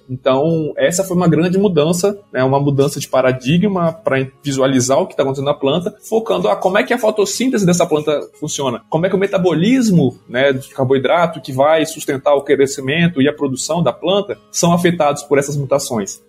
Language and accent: Portuguese; Vitória, Espírito Santo, Brazil; moved away as an adult; also born or lived in Viçosa / Gurupi, Tocantins; now in Lavras, Brazil; Eu sou natural do Espírito Santo, é, lá em Vitória mesmo